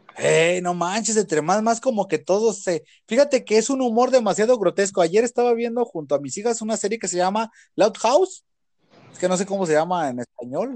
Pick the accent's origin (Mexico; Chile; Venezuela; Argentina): Mexico; yo lo digo aquí en mi país